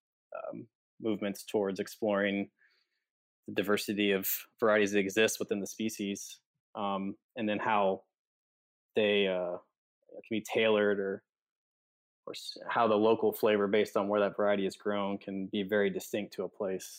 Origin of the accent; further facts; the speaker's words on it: Kentucky, United States; moved away; also born or lived in Fort Worth; I grew up in Kentucky